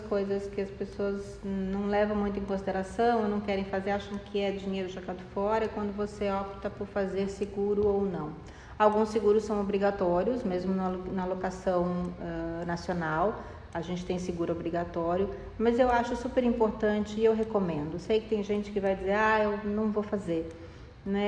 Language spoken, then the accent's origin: Portuguese; São Paulo, Brazil; eu sou de São Paulo